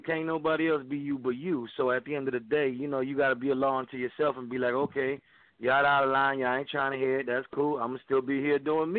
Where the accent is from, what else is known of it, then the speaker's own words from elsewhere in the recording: Humacao, Puerto Rico; now in Dallas, United States; I am from Humacao, man, right by the capital, right by San Juan.